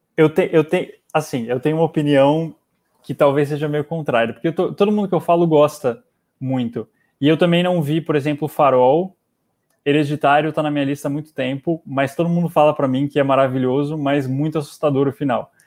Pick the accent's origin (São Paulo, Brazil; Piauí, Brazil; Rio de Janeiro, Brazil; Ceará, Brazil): São Paulo, Brazil; interior of; Eu sou do interior de São Paulo.